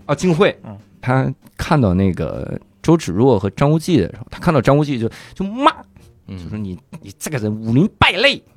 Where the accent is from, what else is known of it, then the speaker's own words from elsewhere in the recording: Inner Mongolia, China; 我老家是内蒙